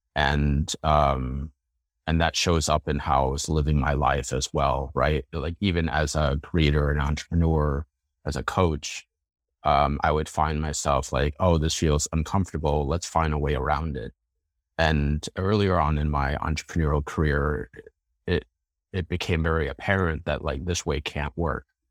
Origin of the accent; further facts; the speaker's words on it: Chicago, Illinois, United States; moved away as an adult; also born or lived in Boston area; now in Boston, United States; I grew up in the Chicago area, and then I moved to the Boston area for grad school